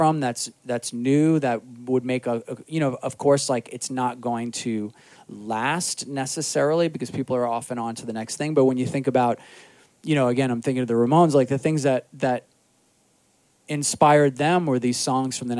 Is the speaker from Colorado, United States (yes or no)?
no; New York City, New York, United States; also born or lived in Astoria, Queens / Jackson Heights, Queens; I grew up in Rockaway